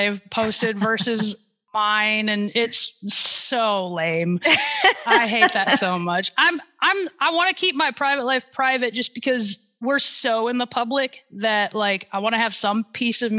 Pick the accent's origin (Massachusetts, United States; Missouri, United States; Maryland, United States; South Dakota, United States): South Dakota, United States; Sioux Falls; Sioux Falls, my hometown